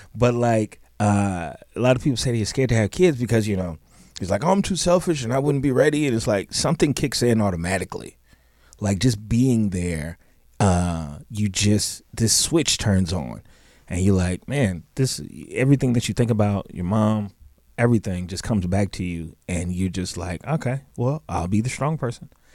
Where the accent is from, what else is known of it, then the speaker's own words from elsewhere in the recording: Chicago, Illinois, United States; I grew up in Chicago